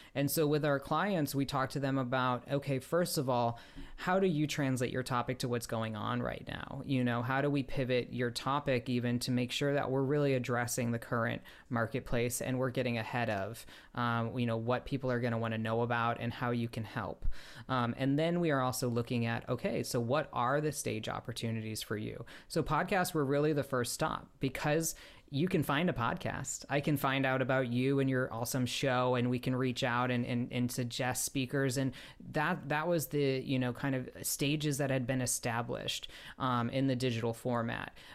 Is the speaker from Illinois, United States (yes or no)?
yes; Chicago, Illinois, United States; now in Los Angeles, United States; I grew up outside Chicago